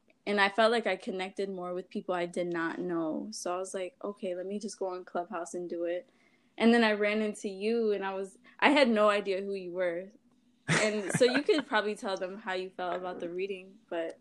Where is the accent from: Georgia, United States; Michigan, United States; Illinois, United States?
Michigan, United States; Dearborn; I'm from Wayne County. I just say Detroit, but people will know like Dearborn area. So I grew up in Dearborn